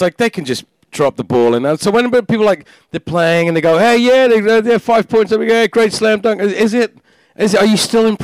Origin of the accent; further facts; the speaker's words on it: London, United Kingdom; I was born in Northwest London